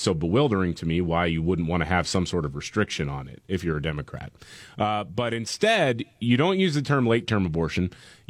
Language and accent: English; Covington, Georgia, United States; I arrived in my hometown of Covington and waited in a sea full of eager voters.